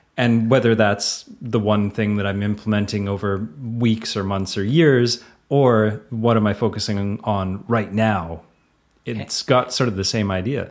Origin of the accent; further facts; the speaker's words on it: Canada; accent: Canadian; the Canadian accent